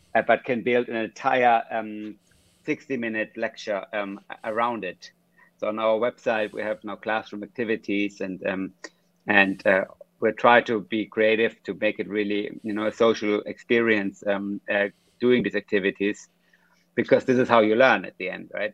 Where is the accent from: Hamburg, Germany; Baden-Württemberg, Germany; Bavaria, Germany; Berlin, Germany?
Bavaria, Germany; Munich; I was raised in Munich, um, in Germany